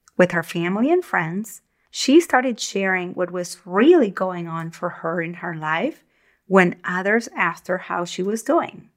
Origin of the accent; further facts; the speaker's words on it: Argentina; moved away; When I was young, growing up in Argentina